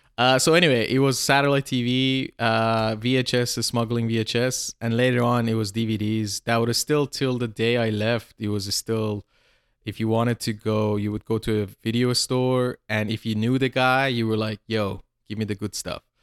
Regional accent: suburban Tehran, Tehran Province, Iran; moved away; I grew up in a, in suburban Tehran, like this small town near Tehran.

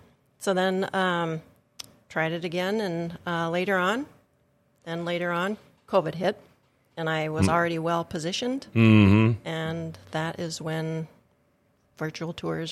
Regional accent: Fisher, United States; Well, as you said … I am from Fisher.

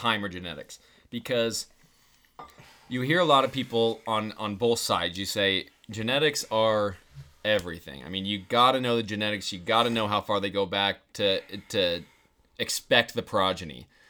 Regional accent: Arizona, United States; we're both from Arizona

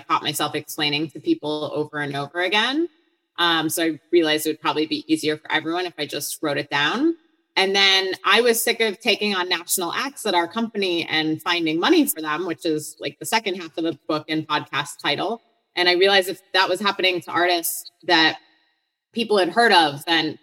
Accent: Hartland, Wisconsin, United States; moved away as an adult; also born or lived in Boston, Massachusetts; I'm from Heartland, Wisconsin, which is in Waukesha County

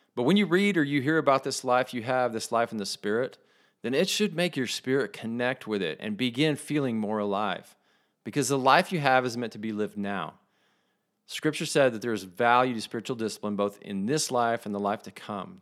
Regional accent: West Texas, United States; I call where I grew up in West Texas the belt buckle of the Bible Belt

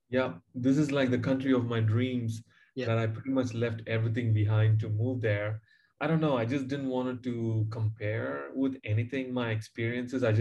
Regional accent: Chennai, Tamil Nadu, India; moved away as an adult; also born or lived in New Zealand; I grew up in Chennai, uh, in a suburb in South India, and um, yeah, in a very humble beginning.

